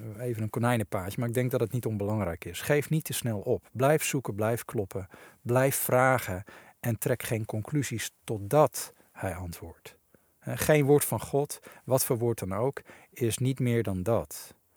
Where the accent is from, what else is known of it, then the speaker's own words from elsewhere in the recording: Netherlands; we als Nederlanders